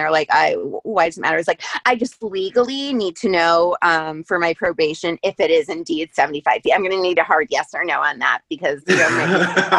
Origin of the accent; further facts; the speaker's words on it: Florida, United States; I'm from Florida